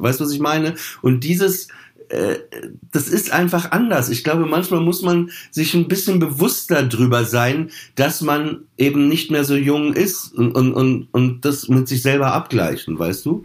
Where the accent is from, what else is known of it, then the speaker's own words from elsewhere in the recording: Papenburg, Lower Saxony, Germany; ich bin in Papenburg aufgewachsen